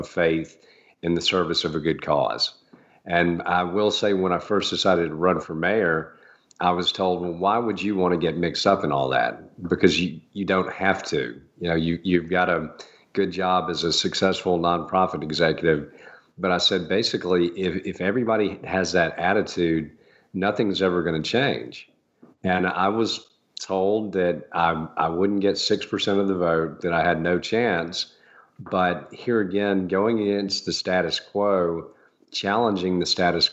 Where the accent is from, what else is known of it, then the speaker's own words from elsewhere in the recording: Augusta, Georgia, United States; When I moved back to Augusta from after having a career in real estate development, I thought things here in my hometown were great